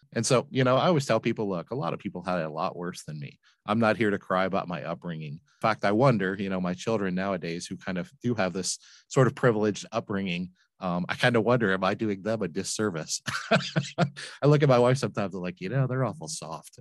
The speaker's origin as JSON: {"language": "English", "town": "Flint", "region": "Michigan", "country": "United States", "tie": "born or raised there", "moved": "yes", "lives_now": "Cincinnati, United States", "said": "I grew up in Flint, Michigan"}